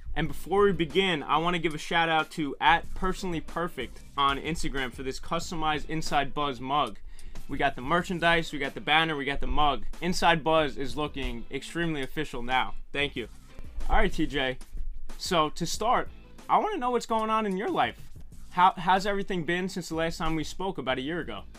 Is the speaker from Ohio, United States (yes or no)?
no; New York, United States; I'm a New Yorker.